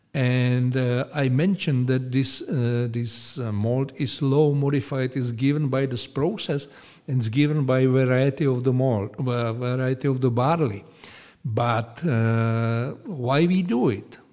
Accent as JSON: {"language": "English", "town": "Pilsen", "region": "Plzeň Region", "country": "Czechia", "tie": "born or raised there", "second_language": "English", "said": "I was born here in Pilsen"}